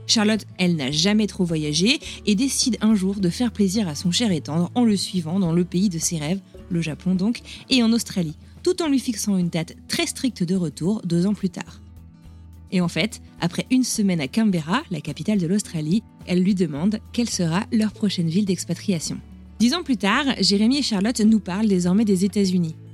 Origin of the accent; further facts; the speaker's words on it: France; moved away as an adult; now in Boston, United States; je suis française, établie à Boston depuis 8 ans. J'ai quitté la France en 2007